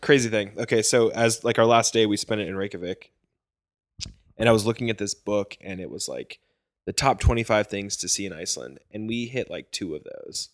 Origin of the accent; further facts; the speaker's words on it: Virginia, United States; I'm from Virginia, like, I've seen mountains all the time